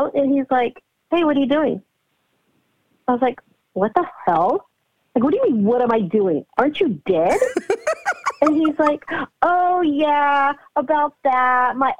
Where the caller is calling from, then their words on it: California, United States; I'm calling from California.